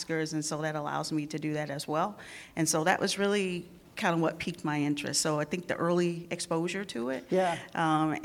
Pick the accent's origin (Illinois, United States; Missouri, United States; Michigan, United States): Missouri, United States; St. Louis; I grew up in St. Louis